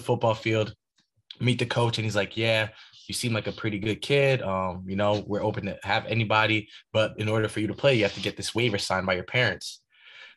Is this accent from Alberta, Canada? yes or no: no; Ottawa, Ontario, Canada; moved away; also born or lived in Haiti; my hometown in Ottawa, Ontario, Canada